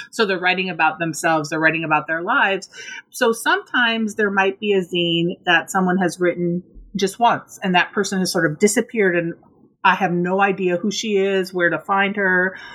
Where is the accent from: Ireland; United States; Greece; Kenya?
United States; Minnesota; born or raised there; moved away